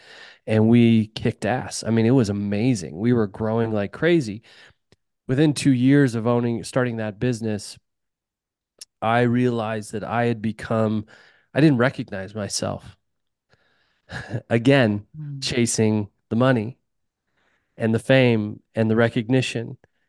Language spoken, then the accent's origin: English; Utah, United States; You know, there's a lot to tell, but I grew up in Utah, as I talked about, and I grew up with a dad that worked construction, hung drywall.